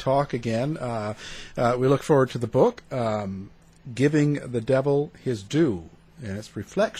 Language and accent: English; Canada; accent: Canadian; that's my Canadian accent